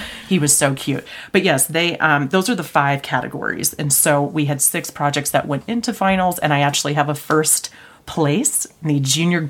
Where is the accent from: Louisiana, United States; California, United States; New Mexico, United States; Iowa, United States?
Iowa, United States; central; I think it's because I'm from Iowa. Yeah. I'm from central Iowa.